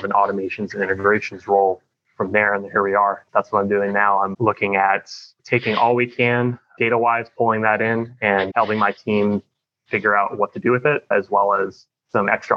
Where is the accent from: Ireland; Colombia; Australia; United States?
United States; St. Petersburg, Florida; I was born and raised in St. Petersburg, Florida. So I'm a Florida native